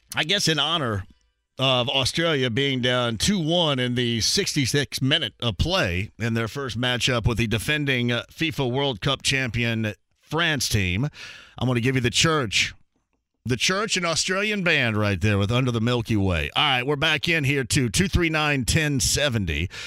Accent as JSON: {"language": "English", "area": "Greene County", "region": "Indiana", "country": "United States"}